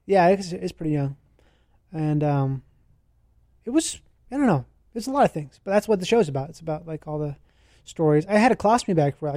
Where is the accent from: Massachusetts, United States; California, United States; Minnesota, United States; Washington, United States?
Minnesota, United States; I grew up in Minnesota